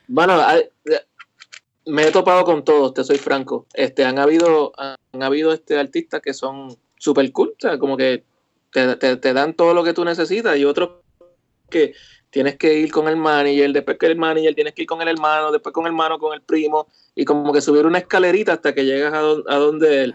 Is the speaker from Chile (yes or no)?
no; Carolina, Puerto Rico; also born or lived in western Puerto Rico; yo nací en Carolina